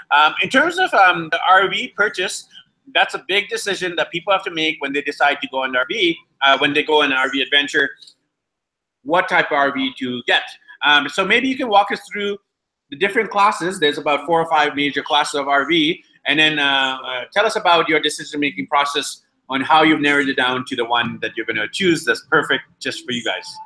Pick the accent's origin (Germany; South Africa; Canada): Canada; British Columbia; now in Ecuador; I'm actually from British Columbia, but currently in beautiful Ecuador